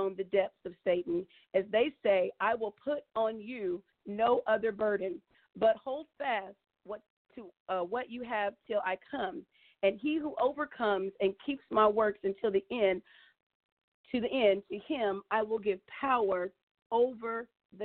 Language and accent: English; Indianapolis, Indiana, United States; also born or lived in Muncie, Indiana; I grew up here in Indiana, actually in Indianapolis, Indiana, and I moved to Muncie during my college years